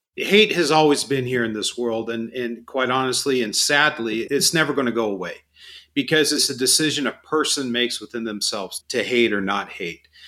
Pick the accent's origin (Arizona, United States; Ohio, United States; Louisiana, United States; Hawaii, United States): Arizona, United States; Phoenix; I was born and raised in Phoenix, been here my whole life